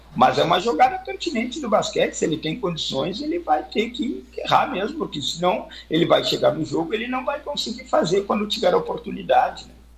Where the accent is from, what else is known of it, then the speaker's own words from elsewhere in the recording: Santana do Livramento, Rio Grande do Sul, Brazil; also born or lived in Santa Maria; não, não sou natural de Santa Maria, sou natural de Santana do Livramento